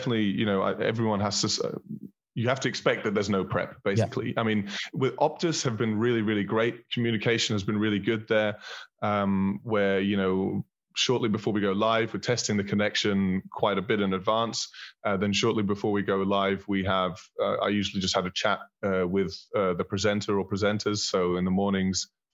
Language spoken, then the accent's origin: English; Berlin, Germany; also born or lived in Scotland / Manchester, England; I was born in Berlin. I was raised in Berlin.